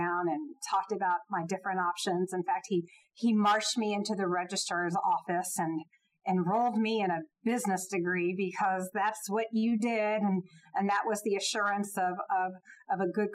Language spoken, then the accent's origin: English; Jacksonville, Florida, United States; moved away as an adult; now in Atlanta, United States; I grew up not too far from Georgia in Jacksonville, Florida